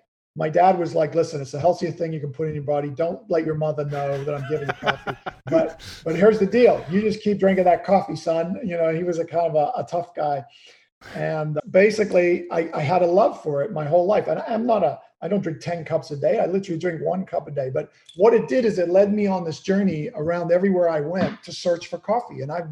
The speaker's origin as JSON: {"language": "English", "country": "Kenya", "tie": "born or raised there", "said": "You know, growing up in Kenya, my dad we had an old Land Rover. He used to take me out in the bush every Saturday to watch the animals come to this one watering hole."}